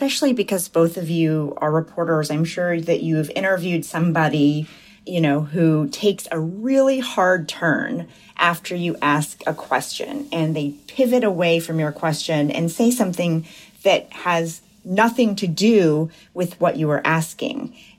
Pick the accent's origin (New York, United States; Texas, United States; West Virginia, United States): West Virginia, United States; Buchanan; In Buchanan, yeah, population less than 6,000. It was really hard, actually